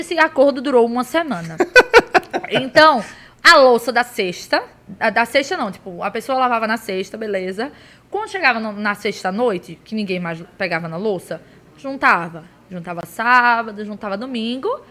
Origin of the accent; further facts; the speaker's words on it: Pernambuco, Brazil; a gente falou que era de Pernambuco